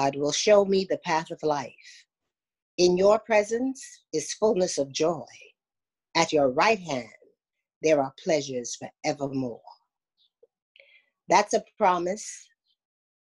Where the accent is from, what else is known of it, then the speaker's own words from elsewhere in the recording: New York City, New York, United States; also born or lived in St. Thomas, U.S. Virgin Islands; born St. Thomas, Virgin Islands, and raised in New York. And now living in Brooklyn, New York